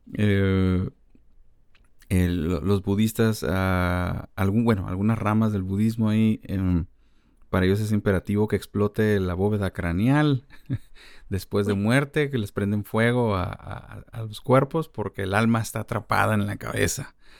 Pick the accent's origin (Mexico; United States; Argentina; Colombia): Mexico; como mexicanos creo que convivimos con la muerte mucho